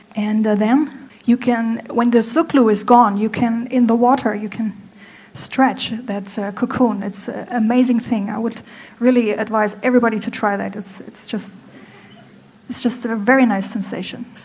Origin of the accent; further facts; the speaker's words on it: Germany; moved away as an adult; now in Hangzhou, China; I'm from Germany, I'm 33 years old